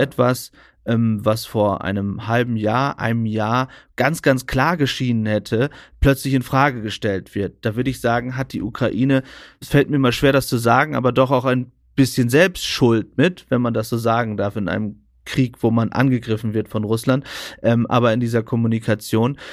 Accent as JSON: {"language": "German", "area": "East Frisia", "region": "Lower Saxony", "country": "Germany", "said": "Ich als Ostfriese, mhm. der immer an einem ostfriesischen Kanal langgefahren ist"}